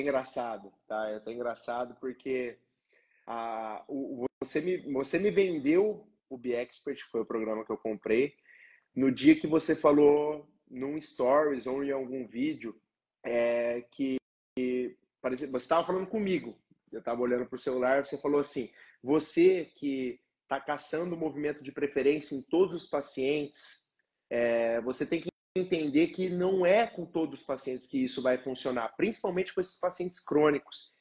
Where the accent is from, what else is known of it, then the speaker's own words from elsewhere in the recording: Londrina, Paraná, Brazil; eu sou natural aqui de Londrina, também trabalho aqui em Londrina